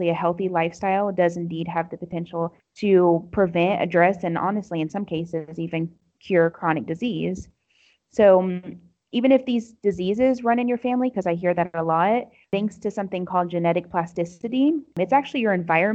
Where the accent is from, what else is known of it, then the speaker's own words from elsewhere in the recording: United States; moved away as an adult; now in Morocco; I'm an American Muslim convert.